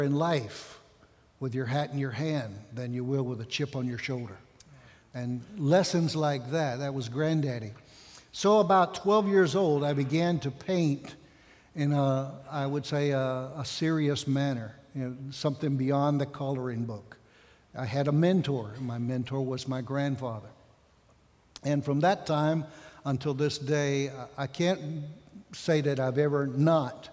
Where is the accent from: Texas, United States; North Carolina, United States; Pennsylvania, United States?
North Carolina, United States; Outer Banks; moved away as an adult; also born or lived in Spain; I'm from North Carolina, from the Outer Banks is my home. And grew up like so many of you